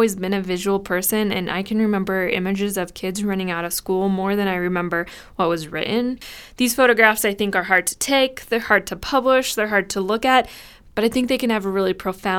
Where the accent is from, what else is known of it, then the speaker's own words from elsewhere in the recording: Colorado, United States; Both Kyle and I grew up in Colorado. In 1999, I was in 7th grade